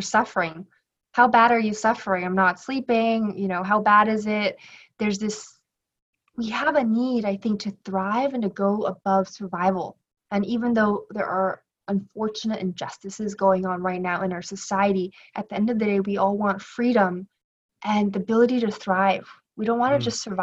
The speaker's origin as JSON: {"language": "English", "town": "Los Angeles", "region": "California", "country": "United States", "tie": "born or raised there", "also_born_or_lived": "Shanghai", "said": "I was born and raised in Los Angeles, California"}